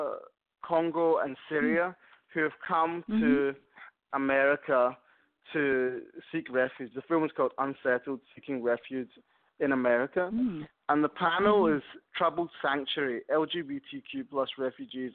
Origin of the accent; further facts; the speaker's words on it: Scotland, United Kingdom; moved away; I'm from Scotland, so we used to go to France a lot as kids.